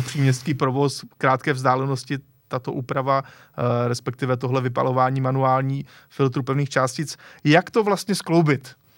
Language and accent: Czech; Czechia; my třeba jako Češi